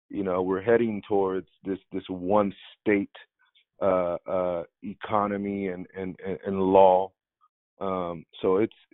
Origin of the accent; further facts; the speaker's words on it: Bay Area, California, United States; moved away; originally from the Bay Area.